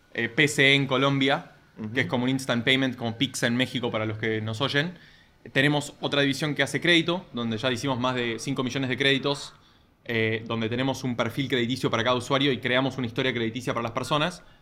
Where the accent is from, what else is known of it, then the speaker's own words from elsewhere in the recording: Argentina; vengo de una familia que por mi nombre es obvio que es italiana, eh, nací en Argentina